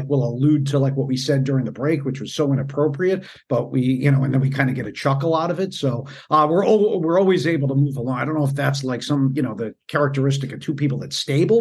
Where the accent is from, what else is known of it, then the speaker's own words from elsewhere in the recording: Northeast, United States; I grew up in the Northeast